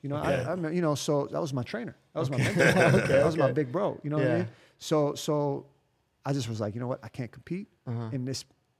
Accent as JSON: {"language": "English", "country": "United States", "also_born_or_lived": "Miami", "moved": "as an adult", "lives_now": "Germany", "said": "I'm an American living in Germany."}